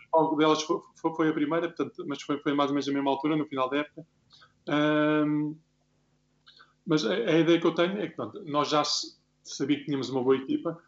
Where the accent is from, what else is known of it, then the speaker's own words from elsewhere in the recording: Paço de Arcos, Lisbon, Portugal; eu sou de Passo de Artes, é uma localidade realmente com muita tradição de hockey.